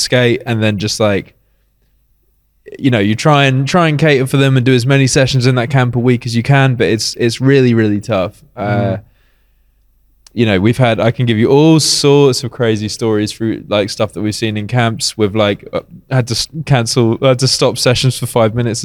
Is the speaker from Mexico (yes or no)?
no; United Kingdom; moved away as an adult; now in Athens, Greece; as a British person